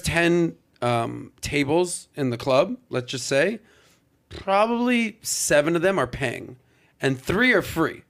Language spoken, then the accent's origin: English; Miami, Florida, United States; growing up in Miami in the nightlife business